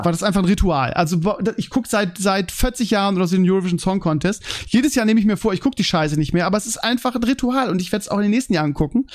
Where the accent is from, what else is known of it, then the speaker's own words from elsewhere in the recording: Germany; man als Deutscher